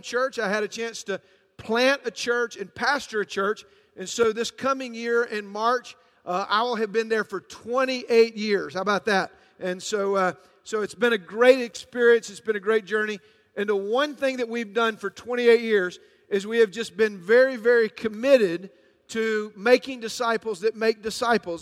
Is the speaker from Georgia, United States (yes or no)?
yes; Atlanta, Georgia, United States; I'm from a, a little city called Atlanta, Georgia